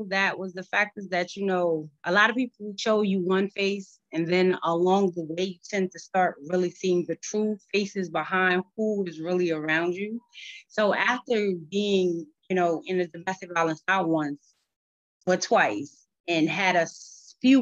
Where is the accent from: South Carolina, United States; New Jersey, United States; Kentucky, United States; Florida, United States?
South Carolina, United States; Cross; now in Troy, United States; I'm originally from Cross, South Carolina. I now reside in Troy, New York.